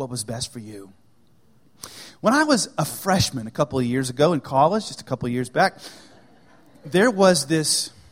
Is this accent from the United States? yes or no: yes; United States; I'm an American.